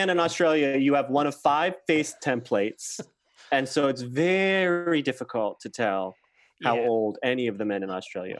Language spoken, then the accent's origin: English; Chicago, Illinois, United States; I grew up in Chicago in the 90s.